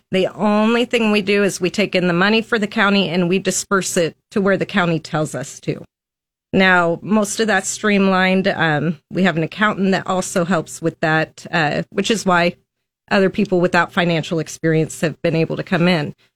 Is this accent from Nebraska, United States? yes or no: yes; Lincoln, Nebraska, United States; I was born and raised in Lincoln, Nebraska